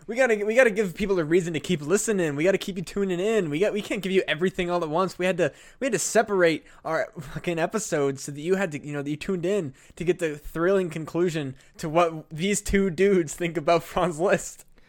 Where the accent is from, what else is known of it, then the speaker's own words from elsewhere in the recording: Burlington, Iowa, United States; going to the music festival in Burlington